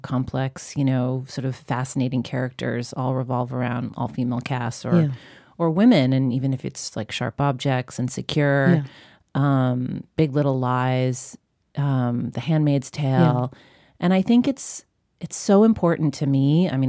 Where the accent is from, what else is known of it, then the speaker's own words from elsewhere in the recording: Long Island, New York, United States; I grew up on Long Island.